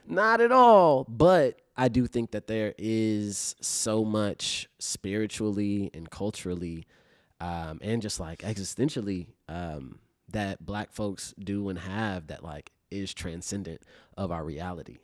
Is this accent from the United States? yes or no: yes; Chicago, Illinois, United States; growing up in Chicago